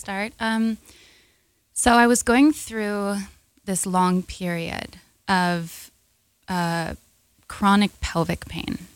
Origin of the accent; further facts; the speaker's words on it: New York, United States; growing up in America in the public school system